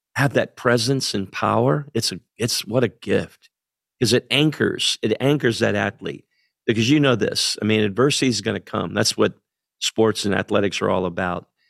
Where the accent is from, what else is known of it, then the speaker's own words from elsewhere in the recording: central Pennsylvania, United States; moved away as an adult; grew up in central Pennsylvania